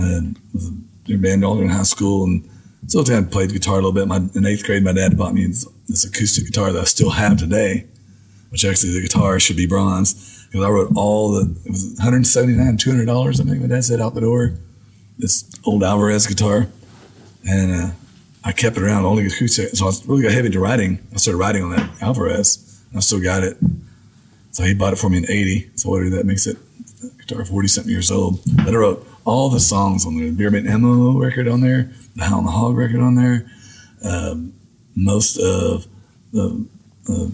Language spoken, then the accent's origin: English; Amarillo, Texas, United States; moved away as an adult; now in Austin, United States; he and I grew up in Amarillo together